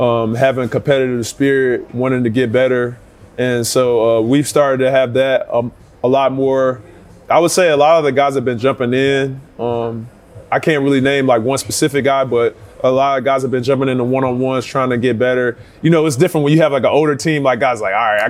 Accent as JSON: {"language": "English", "region": "Texas", "country": "United States", "accent": "Southern", "said": "I'm from Texas, so I'm from the South. I got Southern, everything about South."}